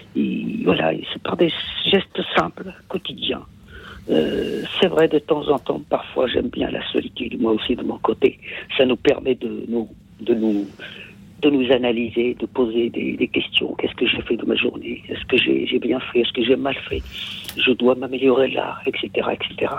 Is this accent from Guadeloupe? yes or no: no; Kabylie, Algeria; French is a second language; moved away; chez nous en Kabylie